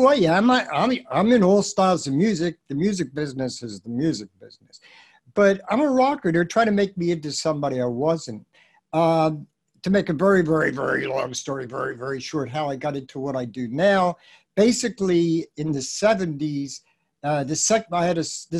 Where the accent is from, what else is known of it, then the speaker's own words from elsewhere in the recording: Philadelphia, Pennsylvania, United States; I'm a Philly boy, I came from Philly